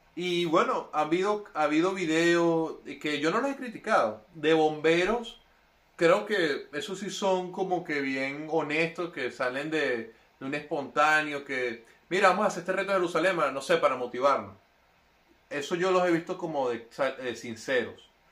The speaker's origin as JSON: {"language": "Spanish", "country": "Venezuela"}